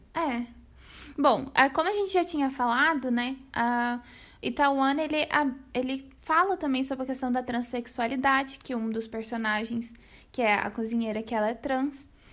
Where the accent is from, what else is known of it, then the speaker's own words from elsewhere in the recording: Brazil; pra gente brasileiro